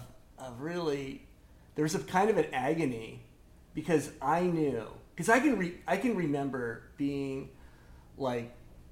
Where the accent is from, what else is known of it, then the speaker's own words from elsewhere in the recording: Costa Mesa, California, United States; also born or lived in Midwest; We moved out here from the Midwest when I was 8 years old. Lived up the hill in Costa Mesa